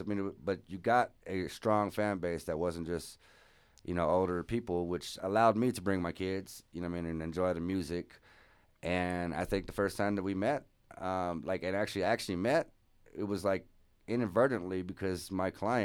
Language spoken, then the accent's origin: English; Opelousas, Louisiana, United States; now in Denver, United States; the town where I was born in, Opelousas, it's real small